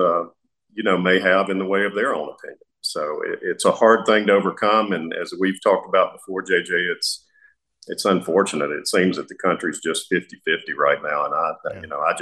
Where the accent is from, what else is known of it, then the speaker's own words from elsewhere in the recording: United States; as an American, someone who's passionate about our country